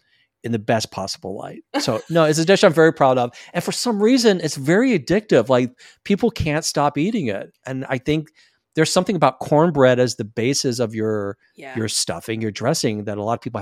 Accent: Deep South, United States; So I'm a Southern boy. I was raised in the Deep South.

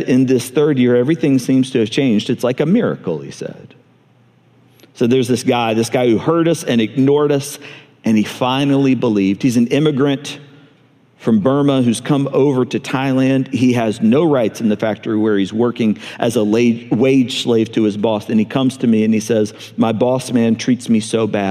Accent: Montgomery, Alabama, United States; moved away; I grew up in Montgomery

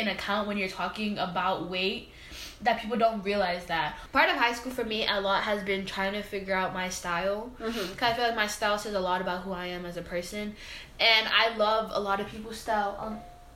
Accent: New York City, New York, United States; I grew up in the Bronx

